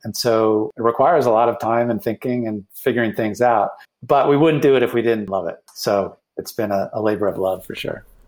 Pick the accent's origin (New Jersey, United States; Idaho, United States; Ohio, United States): Ohio, United States; Cleveland; moved away as an adult; also born or lived in Boston; moved back to my hometown of Cleveland